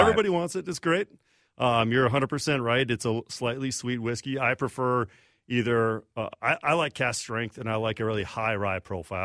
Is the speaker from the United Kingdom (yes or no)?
no; Redwood Falls, Minnesota, United States; also born or lived in Iowa / Milwaukee / Chicago; I grew up in Redwood Falls, Southwest Minnesota